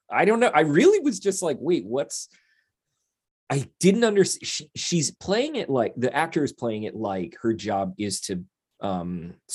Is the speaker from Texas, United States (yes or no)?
no; Pennsylvania, United States